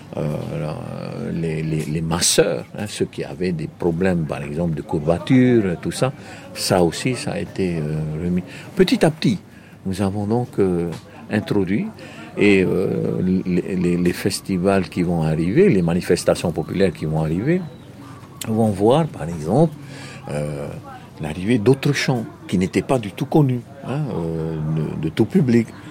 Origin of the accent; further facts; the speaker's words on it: Marquesas Islands, French Polynesia; lorsque nous discutons en marquisien, euh, d'où venez-vous Nous disons toujours de la terre des hommes